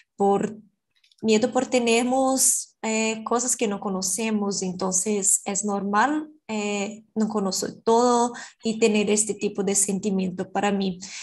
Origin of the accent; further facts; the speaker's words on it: Brazil; Spanish is a second language; yo soy brasileña, yo estudio español